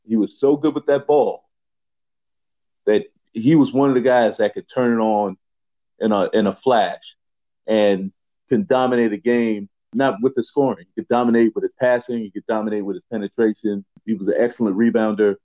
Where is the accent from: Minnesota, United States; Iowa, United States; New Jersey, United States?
New Jersey, United States; I'm from New Jersey.